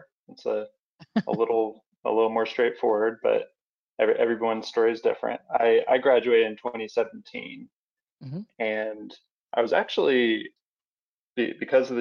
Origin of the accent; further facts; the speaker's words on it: North Carolina, United States; moved away as an adult; now in Pennsylvania, United States; I moved to Pennsylvania, where, you know, I'm from North Carolina